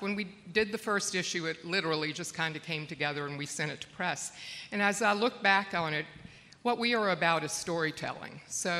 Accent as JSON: {"language": "English", "region": "South Carolina", "country": "United States", "tie": "born or raised there", "also_born_or_lived": "New York", "moved": "yes", "lives_now": "Charleston, United States", "said": "we moved back to my home state, South Carolina, in Charleston."}